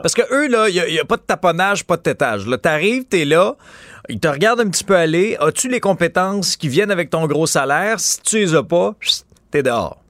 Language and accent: French; Abitibi, Quebec, Canada; je suis originaire de, de l'Abitibi.